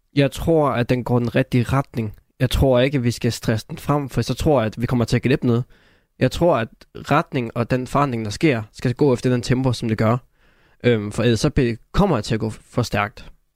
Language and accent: Danish; North Jutland, North Denmark Region, Denmark; der hvor jeg kommer fra